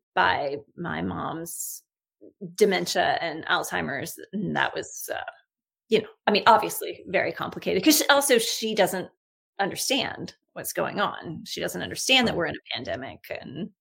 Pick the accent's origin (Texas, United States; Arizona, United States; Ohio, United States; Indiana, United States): Texas, United States; now in Canada; growing up in Texas, my closest friend through high school was a woman named Heather Clampett